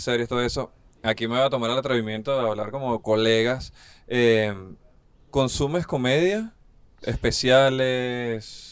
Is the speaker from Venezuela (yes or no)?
yes; Venezuela; now in Chile; Y nosotros como venezolanos